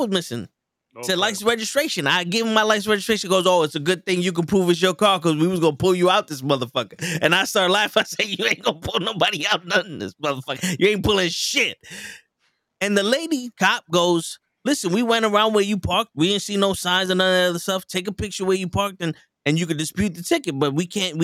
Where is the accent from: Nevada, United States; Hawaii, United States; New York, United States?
New York, United States; New York City; I'm from the Bronx. I was raised in the Bronx.